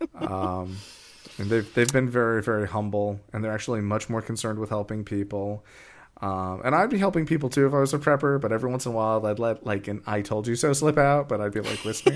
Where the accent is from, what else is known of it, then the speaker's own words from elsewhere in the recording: New York, United States; I come from New York